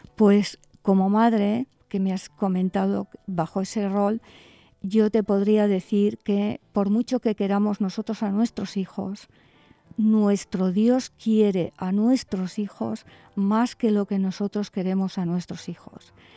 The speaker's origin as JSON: {"language": "Spanish", "town": "Bilbao", "region": "Basque Country", "country": "Spain", "tie": "born or raised there", "also_born_or_lived": "Madrid", "moved": "as an adult", "said": "yo nací en Bilbao Estuve hasta los 21 años viviendo aquí, así que soy, soy de aquí"}